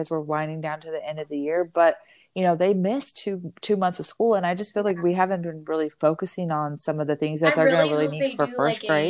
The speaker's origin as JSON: {"language": "English", "region": "Arizona", "country": "United States", "tie": "born or raised there", "said": "I grew up in Arizona"}